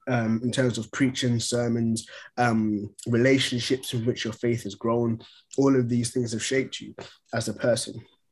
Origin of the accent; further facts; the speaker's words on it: Ghana; now in United Kingdom; obviously, I came over from Ghana, and I've been fortunate enough to gain citizenship